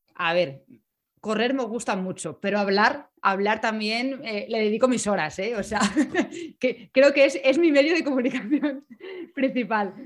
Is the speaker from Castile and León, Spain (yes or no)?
no; Madrid, Community of Madrid, Spain; moved away; also born or lived in Salamanca / Bremen; nací en Madrid